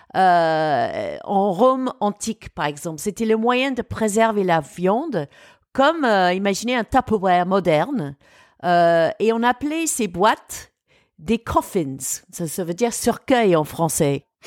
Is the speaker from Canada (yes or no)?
no; United Kingdom; now in France; l'histoire et la culture de mon pays d'origine